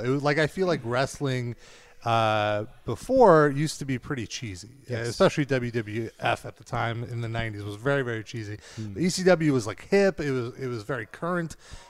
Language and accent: English; New York City, New York, United States; I'm from Brooklyn, New York. We got Philadelphia channels for some reason.